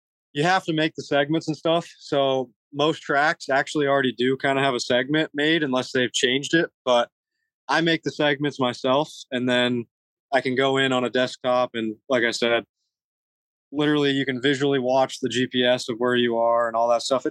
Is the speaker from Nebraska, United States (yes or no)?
yes; Nebraska, United States; now in Florida, United States; I'm from Nebraska